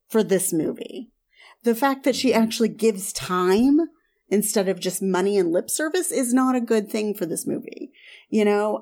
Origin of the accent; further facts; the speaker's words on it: the South / Southern Midwest, United States; I, I grew up in the South. I grew up kind of in the, the Southern Midwest.